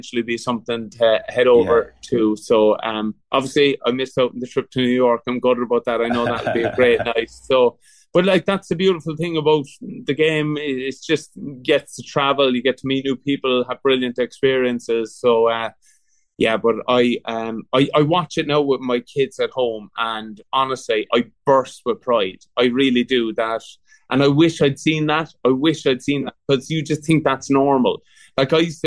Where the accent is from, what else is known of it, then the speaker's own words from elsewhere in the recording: Cork, Munster, Ireland; now in Douglas, Ireland; I'm from Bishopstone, and our kids are going to school in Ballinloch.